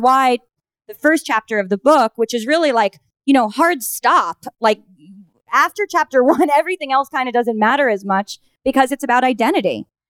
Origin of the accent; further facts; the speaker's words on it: New York, United States; also born or lived in Minnesota / Los Angeles; I grew up here in New York